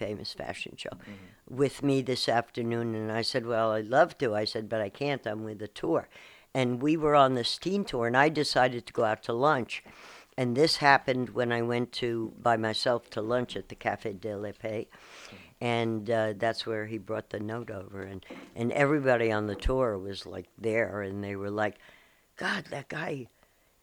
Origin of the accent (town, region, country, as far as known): Long Island, New York, United States; born or raised there; also born or lived in Bronx, New York